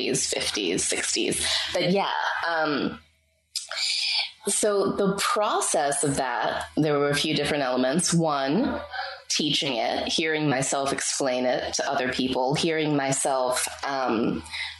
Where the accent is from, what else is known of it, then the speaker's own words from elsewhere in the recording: Pittsburgh, Pennsylvania, United States; moved away as an adult; now in Bali, Indonesia; I got to move from my hometown of Pittsburgh to Bali, Indonesia